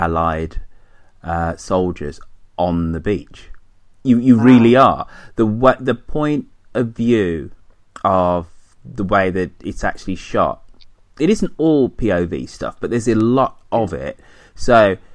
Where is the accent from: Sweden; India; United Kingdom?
United Kingdom; us Brits, because we're British